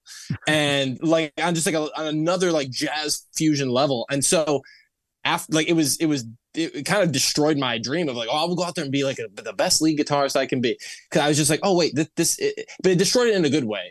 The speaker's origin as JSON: {"language": "English", "town": "Toledo", "region": "Ohio", "country": "United States", "tie": "born or raised there", "also_born_or_lived": "Bowling Green, Ohio", "moved": "as an adult", "lives_now": "Los Angeles, United States", "said": "I grew up in Toledo, Ohio, and was in a ve-, like, my, the household I grew up in was extremely religious."}